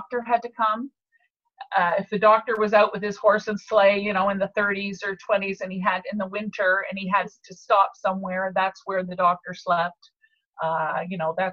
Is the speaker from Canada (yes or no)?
yes; Montreal, Quebec, Canada; I grew up in Montreal, but every summer we were brought down to Cape Breton